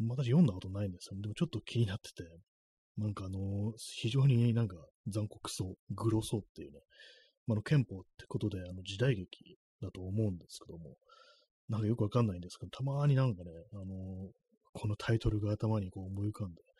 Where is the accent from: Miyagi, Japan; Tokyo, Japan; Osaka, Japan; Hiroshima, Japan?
Tokyo, Japan; 私東京の人間ですからね、東京の人間でずっと東京にいる